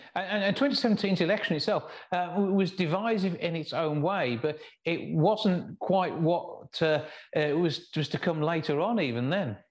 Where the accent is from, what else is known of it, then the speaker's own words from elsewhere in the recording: West Midlands, United Kingdom; accent: West Midlands; my West Midlands accent